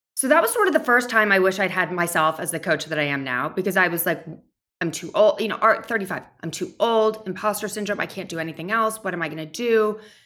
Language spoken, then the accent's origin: English; New York, United States; also born or lived in Nashville, Tennessee; I grew up right outside of New York City